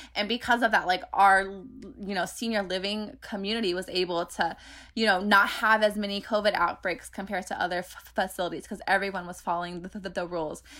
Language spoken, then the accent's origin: English; Bay Area, California, United States; I grew up in the Bay Area where public transportation is very, e, e, e, everywhere